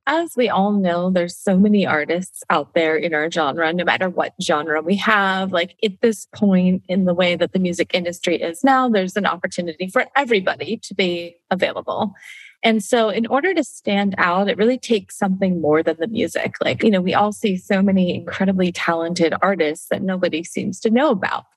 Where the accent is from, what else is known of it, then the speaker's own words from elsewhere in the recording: Canada; I'm Canadian, I grew up in Canada